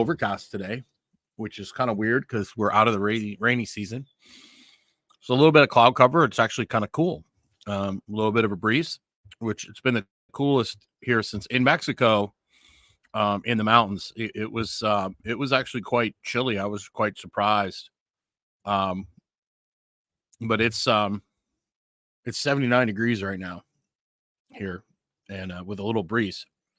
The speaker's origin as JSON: {"language": "English", "town": "Fort Saskatchewan", "region": "Alberta", "country": "Canada", "tie": "born or raised there", "said": "I grew up in Edmonton, Alberta, a town called Fort Saskatchewan, which is just outside Edmonton."}